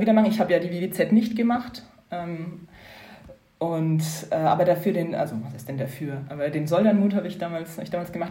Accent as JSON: {"language": "German", "area": "Upper Franconia", "region": "Bavaria", "country": "Germany", "tie": "born or raised there", "moved": "as an adult", "lives_now": "Brussels, Belgium", "said": "bin ursprünglich aus Oberfranken, gar nicht so weit weg von Bayreuth aufgewachsen"}